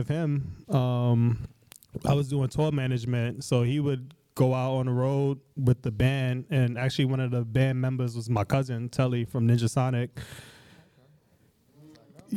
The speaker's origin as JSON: {"language": "English", "town": "New York City", "region": "New York", "country": "United States", "tie": "born or raised there", "said": "I grew up in Crown Heights, and literally right around the corner from where I grew up was Empire Roller Skating Rink"}